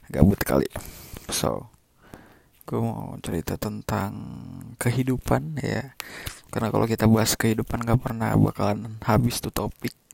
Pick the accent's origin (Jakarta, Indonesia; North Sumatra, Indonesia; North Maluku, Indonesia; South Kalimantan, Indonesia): North Maluku, Indonesia; Ternate; now in Bandung, Indonesia; btw gue asli Maluku Ternate uh, nyokap buka gue dua-duanya asli sana terus nggak tahu kenapa gue bisa terdampar di Bandung ini